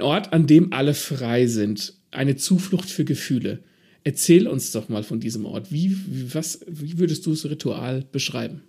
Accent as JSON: {"language": "German", "region": "Southern Germany", "country": "Germany", "said": "als Süddeutscher"}